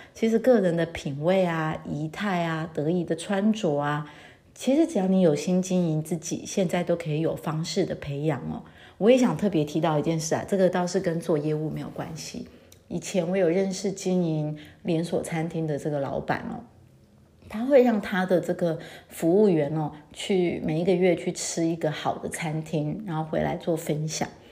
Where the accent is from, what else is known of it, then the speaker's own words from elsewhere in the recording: Taiwan; now in France; 尤其我觉得我们台湾人还蛮在意这一点的